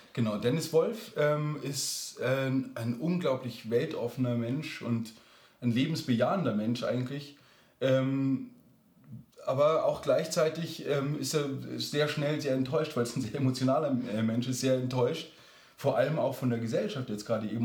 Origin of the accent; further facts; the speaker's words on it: Lower Bavaria, Germany; also born or lived in Munich; ich bin auch in München geboren, aber dann in Niederbayern ähm, aufgewachsen, auf dem Land